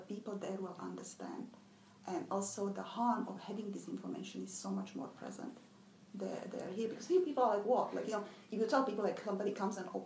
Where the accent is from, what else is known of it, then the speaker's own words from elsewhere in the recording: Czechia; moved away; I'm from Czech Republic, Czechoslovakia